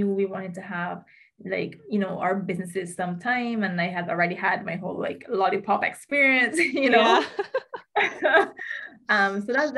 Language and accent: English; Barbados; also born or lived in United States; 2017 when I moved back from the States to Barbados